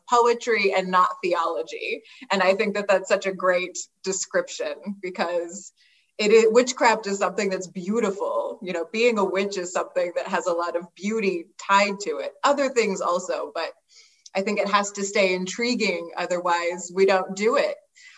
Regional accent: Pennsylvania, United States; also born or lived in Florida; I'm from Pennsylvania, but I was living in Florida

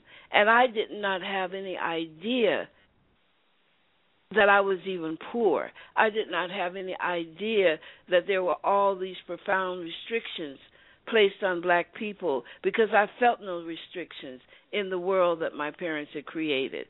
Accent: United States; Although I was born in America and grew up in America

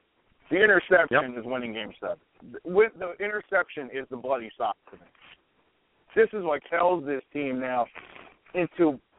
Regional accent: New York, United States; me being a New Yorker and being a Yankee fan

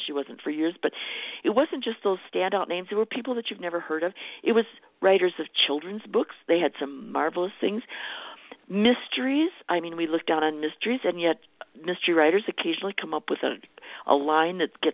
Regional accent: Minnesota, United States; I was from Minnesota

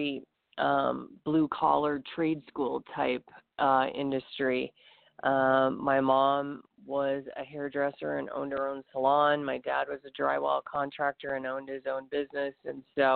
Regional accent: Minot, North Dakota, United States; I grew up in Minot, North Dakota

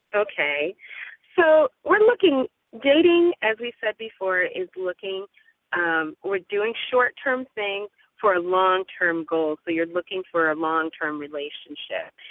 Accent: California, United States; I'm a Californian

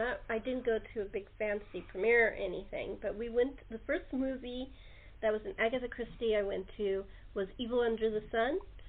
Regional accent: California, United States; also born or lived in the West / the Midwest / the East Coast of America; I was born and raised in California.

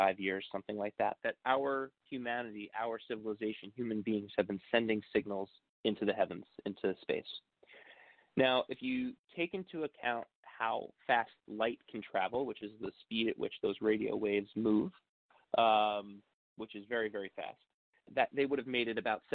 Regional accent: Long Island, New York, United States; I'm from Long Island, New York

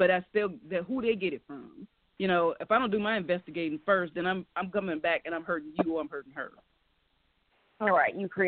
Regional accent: Chicago, Illinois, United States; now in Staunton, United States; I'm from Chicago.

